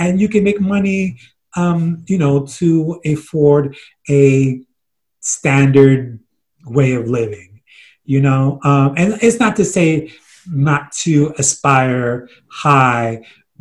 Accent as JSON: {"language": "English", "town": "New York City", "region": "New York", "country": "United States", "tie": "born or raised there", "said": "we grew up in Flatbush"}